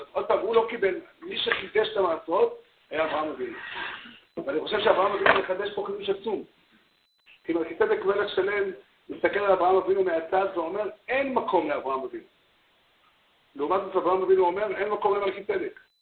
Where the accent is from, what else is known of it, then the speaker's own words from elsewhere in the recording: Safed, Northern District, Israel; אני בתור ילד גדלתי בצפת